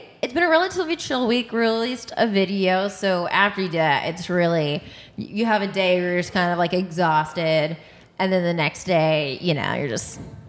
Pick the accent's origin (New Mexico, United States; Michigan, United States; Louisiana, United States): Michigan, United States; now in Los Angeles, United States; growing up in Michigan